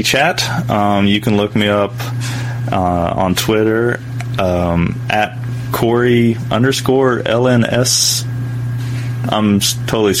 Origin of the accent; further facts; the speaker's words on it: East Tennessee, United States; I grew up in East Tennessee.